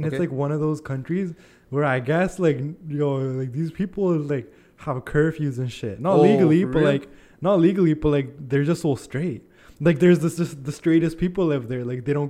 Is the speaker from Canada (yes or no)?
yes; Canada; I'm Canadian